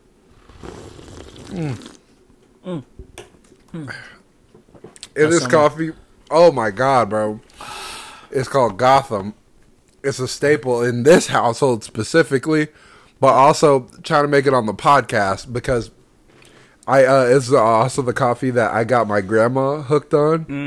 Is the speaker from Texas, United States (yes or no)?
yes; Houston, Texas, United States; growing up in Houston